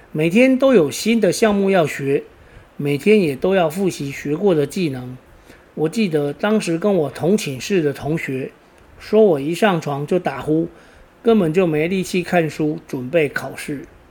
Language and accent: Chinese; Taiwan; 我老家就在台七一线的起点